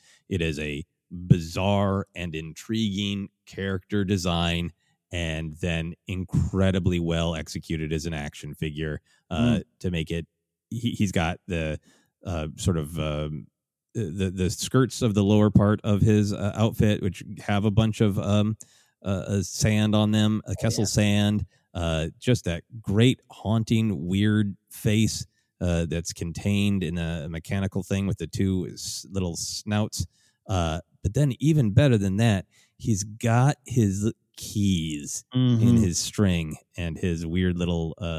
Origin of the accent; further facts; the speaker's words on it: Minnesota, United States; growing up in Minnesota, a cold place